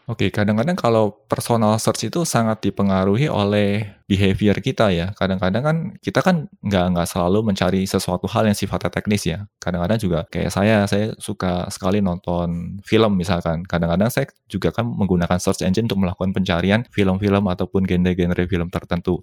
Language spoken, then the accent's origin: Indonesian; Indonesia; moved away as an adult; saya dari Indonesia